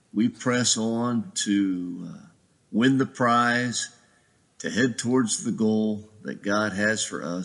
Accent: Ohio, United States; also born or lived in Georgia / Pennsylvania; now in Gaithersburg, United States; We live in Gaithersburg, Maryland right now. And I'm originally from Ohio, a Buckeye with a little bit of time in Georgia and Pennsylvania.

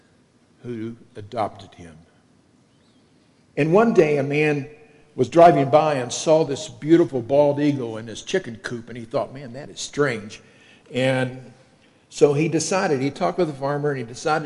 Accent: Kentucky, United States; accent: southern; moved away as an adult; also born or lived in Illinois; I'm from Kentucky

